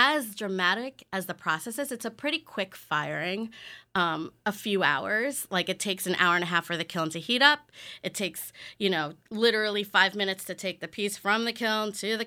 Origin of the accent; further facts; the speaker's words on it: Syosset, New York, United States; I grew up in Syosset